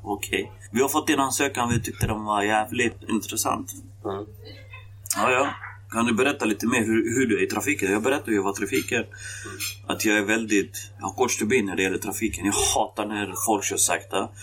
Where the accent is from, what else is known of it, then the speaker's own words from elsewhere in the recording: Västerås, Västmanland, Sweden; also born or lived in Kosovo; Jag kom till Västerås 1995. Så 95 har jag bott i Västerås